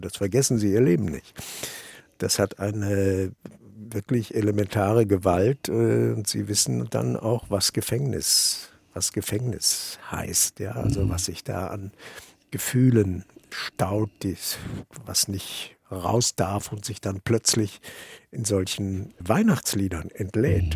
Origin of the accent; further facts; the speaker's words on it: Germany; also born or lived in Vienna / Ireland; als Deutscher